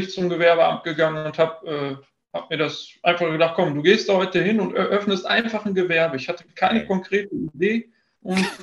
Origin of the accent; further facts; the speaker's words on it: Dortmund, North Rhine-Westphalia, Germany; Ich bin Dortmunder durch und durch und das ist auch okay so.